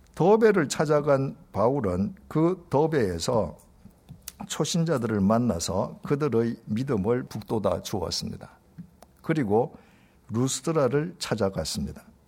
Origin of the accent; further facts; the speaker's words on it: Busan, South Korea; 제 고향인 부산은 행정적으로는 광역시이지만 지리적으로는 경상남도 땅에 속해 있습니다.